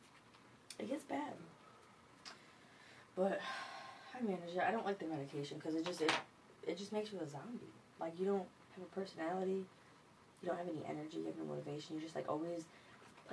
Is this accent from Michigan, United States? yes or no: yes; Lansing, Michigan, United States; I grew up in Michigan my whole fucking life, from Lansing